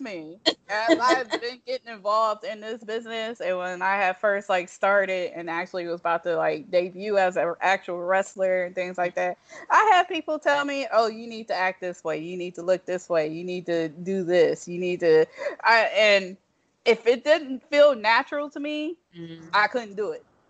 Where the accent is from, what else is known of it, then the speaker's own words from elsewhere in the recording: Toledo, Ohio, United States; moved away; also born or lived in Detroit, Michigan; The part of Ohio my, I'm actually from is Toledo